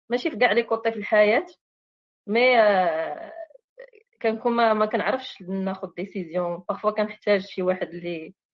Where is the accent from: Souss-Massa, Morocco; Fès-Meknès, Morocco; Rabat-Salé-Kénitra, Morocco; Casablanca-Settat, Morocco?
Casablanca-Settat, Morocco; Casablanca; now in France; كزاويه ولكن دابا كاينه في فرنسا